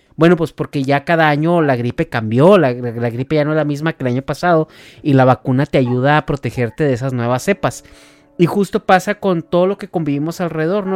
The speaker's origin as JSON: {"language": "Spanish", "region": "Chihuahua", "country": "Mexico", "tie": "born or raised there", "moved": "yes", "said": "vengo de Chihuahua, digo provincia"}